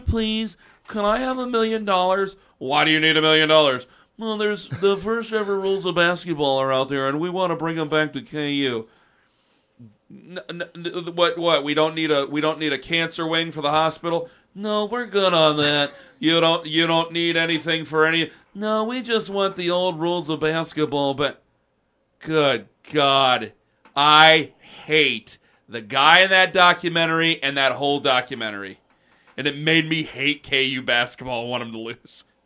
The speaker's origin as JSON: {"language": "English", "town": "Canton", "region": "Ohio", "country": "United States", "tie": "born or raised there", "said": "in my neighborhood, like, I'm from Canton"}